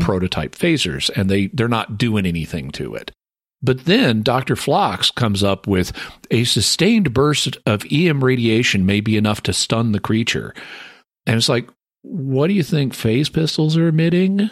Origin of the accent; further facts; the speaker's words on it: the American South, United States; I'm the Southerner